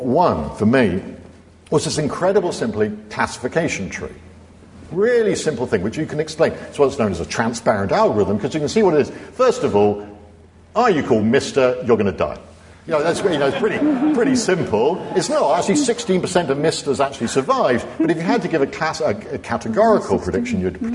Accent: North Devon, South West England, United Kingdom; I come from North Devon, and I've got a little flat in Ilfracombe where I'm going to spend my dotage

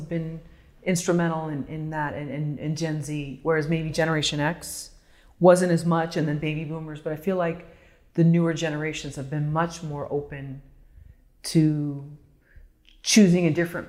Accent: Bay Area, California, United States; So no, being in the Bay Area, and I know you were there for 4 years or whatever, and me having basically grown up there

